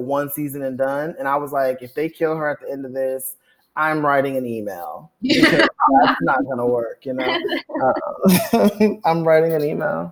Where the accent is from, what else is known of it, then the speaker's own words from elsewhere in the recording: Compton, California, United States; I am from Compton, California.